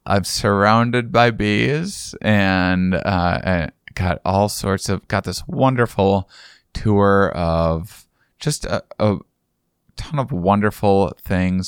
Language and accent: English; La Crosse, Wisconsin, United States; moved away; I am in my hometown